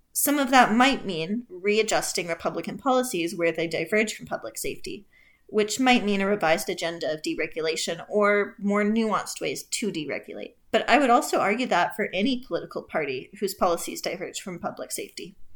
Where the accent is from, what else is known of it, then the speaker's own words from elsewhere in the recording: Canada; I'm Canadian